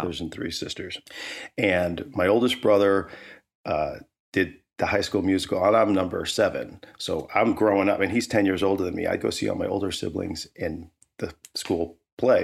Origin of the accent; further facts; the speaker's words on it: St. Louis, Missouri, United States; moved away as an adult; also born or lived in Alabama / Boulder, Colorado; growing up as a kid in Saint Louis